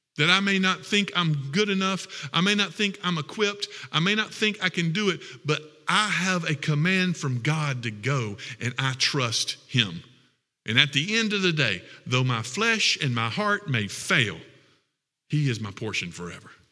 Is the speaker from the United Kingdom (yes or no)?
no; Lexington, South Carolina, United States; I'm from Lexington, South Carolina.